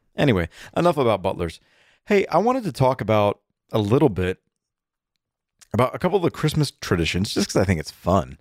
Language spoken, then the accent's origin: English; Atlanta, Georgia, United States; also born or lived in Ohio; we grew up in Atlanta going to a Methodist church